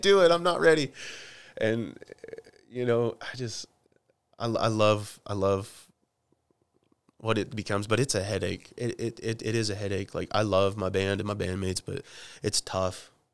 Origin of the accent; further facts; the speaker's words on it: Oklahoma, United States; I'm from Oklahoma, and we, we say dude and chick